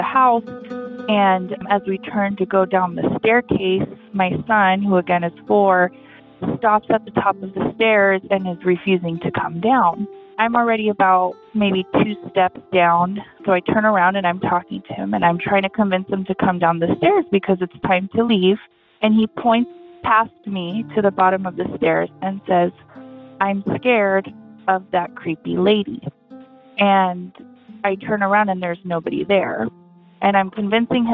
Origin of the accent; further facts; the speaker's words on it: San Diego, California, United States; I grew up in San Diego, California